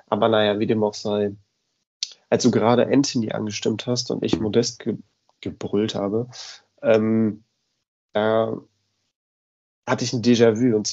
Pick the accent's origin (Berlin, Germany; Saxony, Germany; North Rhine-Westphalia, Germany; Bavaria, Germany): North Rhine-Westphalia, Germany; Cologne; als Kölner hier habe ich das natürlich auch alles so ein bisschen näher mitbekommen.